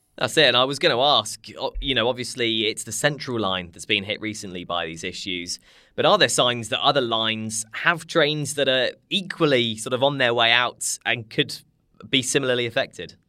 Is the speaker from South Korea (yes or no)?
no; London, United Kingdom; we Londoners